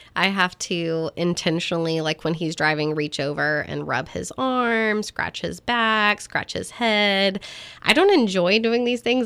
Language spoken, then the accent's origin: English; Texas, United States; I'm not ashamed that I'm a Texan